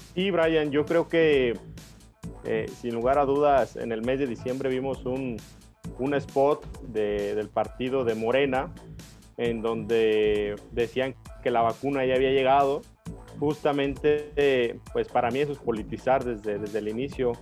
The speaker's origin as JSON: {"language": "Spanish", "country": "Mexico", "said": "nosotros como ciudadanos mexicanos"}